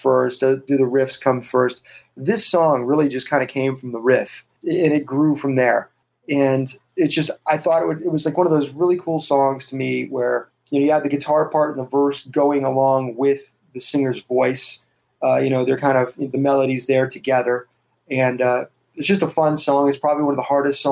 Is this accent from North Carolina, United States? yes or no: no; Youngstown, Ohio, United States; my hometown of Youngstown, Ohio.